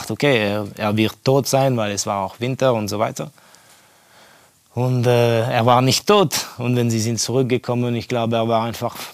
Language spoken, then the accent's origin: German; Estonia; German is a second language; Ja, ich bin aufgewachsen in Estland während der Kommunismuszeit.